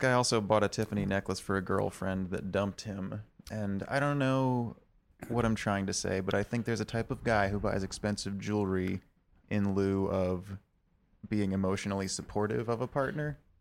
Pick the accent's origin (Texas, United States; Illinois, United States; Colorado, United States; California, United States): Texas, United States; Austin; I'm from Austin